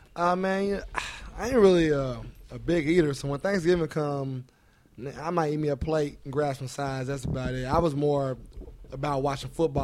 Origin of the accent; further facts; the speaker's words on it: Indianapolis, Indiana, United States; I'm from Indianapolis, um, East Side, 34th Street. Like that's where I that's where I was raised